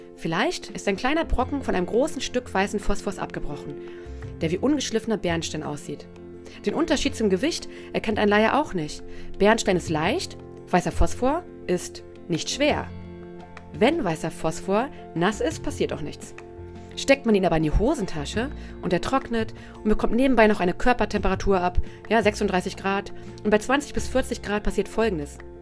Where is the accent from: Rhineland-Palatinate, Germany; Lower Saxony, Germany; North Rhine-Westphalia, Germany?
Lower Saxony, Germany; Braunschweig; Ich komme ja aus Braunschweig